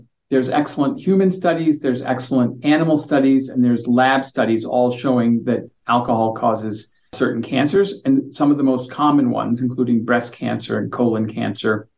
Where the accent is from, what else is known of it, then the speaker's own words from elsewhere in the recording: United States; moved away as an adult; now in Victoria, Canada; I'm an American and I only showed up in Canada 3 years ago.